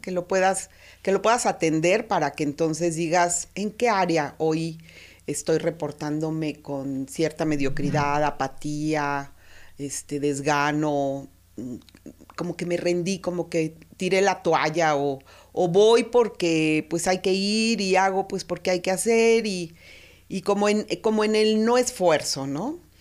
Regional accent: Mexico; así somos los mexicanos

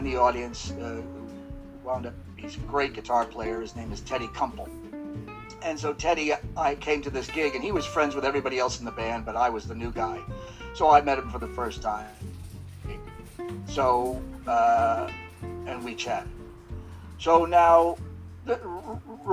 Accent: Plympton, Massachusetts, United States; moved away as an adult; also born or lived in New York; I grew up in Massachusetts in a little town called Plimpton. The population was 500.

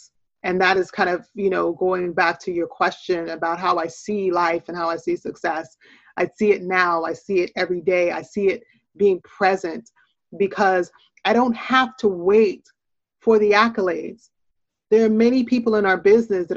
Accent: Portland, Oregon, United States; also born or lived in Jamaica; born in Jamaica, but growing up in the U.S. in a lot of inferior circumstances, and growing up in Portland, Oregon, which is a predominantly white town

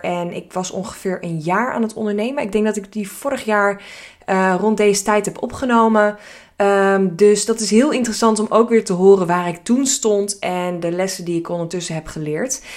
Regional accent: Hilversum, North Holland, Netherlands; Ik eh, ben geboren en getogen in Hilversum.

